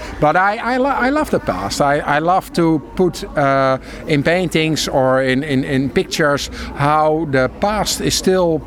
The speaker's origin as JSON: {"language": "English", "town": "Rotterdam", "region": "South Holland", "country": "Netherlands", "also_born_or_lived": "Delft", "said": "I still consider myself from Rotterdam"}